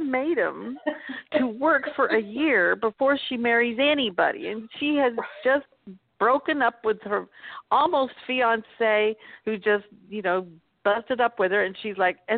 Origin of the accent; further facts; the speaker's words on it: Newton, Kansas, United States; my hometown of Newton, Kansas